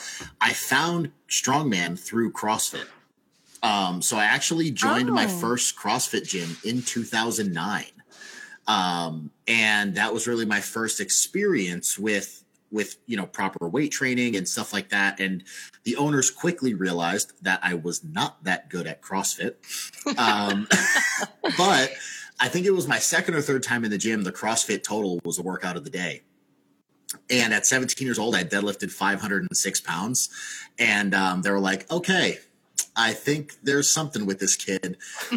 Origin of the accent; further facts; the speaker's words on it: southeastern Connecticut, United States; now in Springfield, United States; I grew up in southeastern Connecticut.